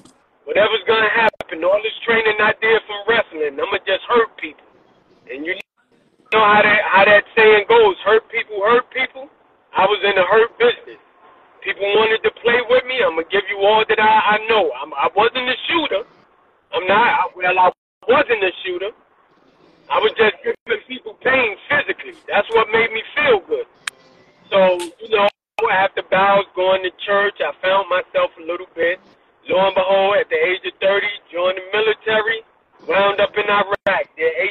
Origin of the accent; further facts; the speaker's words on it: New York City, New York, United States; moved away as an adult; also born or lived in Washington, D.C.; I'm from Brooklyn